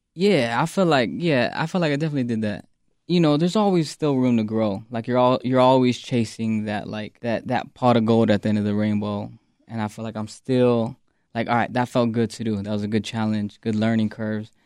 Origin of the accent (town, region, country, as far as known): Phoenix, Arizona, United States; born or raised there